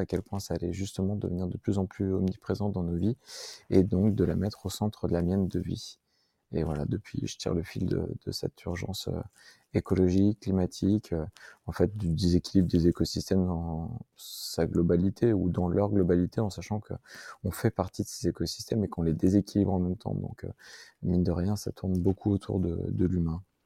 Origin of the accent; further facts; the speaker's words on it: Grenoble, Auvergne-Rhône-Alpes, France; je suis un Grenoblois, aîné d'une famille de trois frères